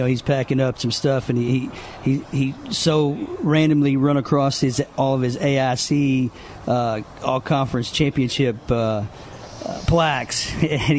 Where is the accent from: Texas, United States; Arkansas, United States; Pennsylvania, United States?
Arkansas, United States; Green Forest; moved away as an adult; now in Apopka, United States; I grew up in Arkansas, went to Green Forest High School